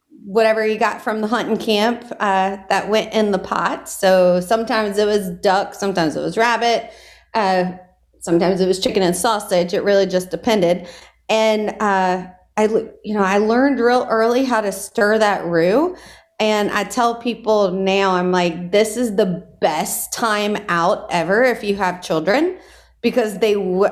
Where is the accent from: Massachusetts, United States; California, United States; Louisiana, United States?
Louisiana, United States; Gonzales; now in New Orleans, United States; I grew up in Ascension Parish, so we like to say that we were more prairie Cajun than bayou Cajun